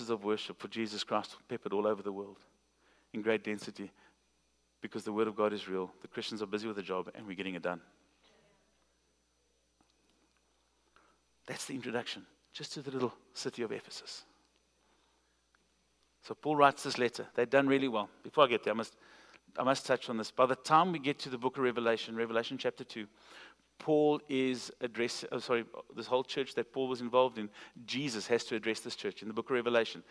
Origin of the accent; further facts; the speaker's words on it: South Africa; I'm from South Africa